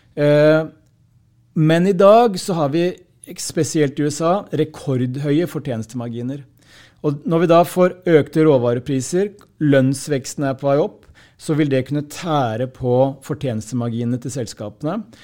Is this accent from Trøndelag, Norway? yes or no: no; Hamar, Innlandet, Norway; på lokalt språk der jeg kommer fra